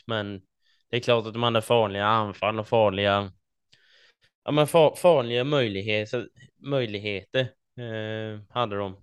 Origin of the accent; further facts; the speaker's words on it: Småland, Sweden; som smålänningar eh, som vi är